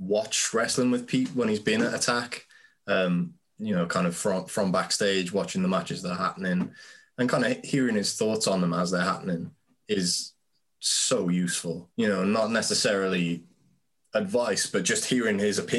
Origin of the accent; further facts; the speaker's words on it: Cardiff, Wales, United Kingdom; in Cardiff called Walkabout. To see that reaction to wrestling in my hometown